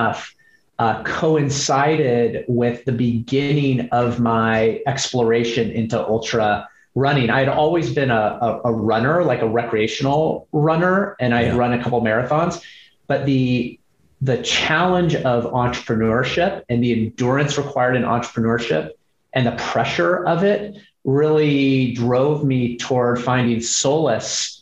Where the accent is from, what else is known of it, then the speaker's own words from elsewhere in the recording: Seattle, Washington, United States; moved away as an adult; also born or lived in California / New York / Los Angeles; born and raised in Seattle.